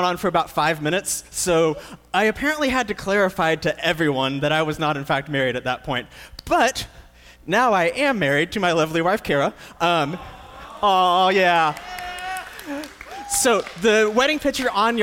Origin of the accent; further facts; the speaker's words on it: Moody, Texas, United States; I grew up right here in Central Texas over in Moody